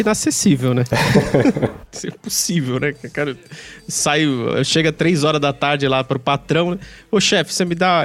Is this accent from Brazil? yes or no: yes; Brazil; a gente, enquanto brasileiro, e eu tô me incluindo aqui